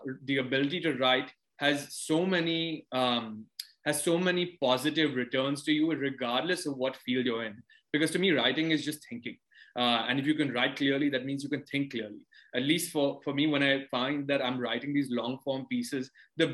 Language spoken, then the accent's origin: English; India; also born or lived in London, United Kingdom; I grew up largely in India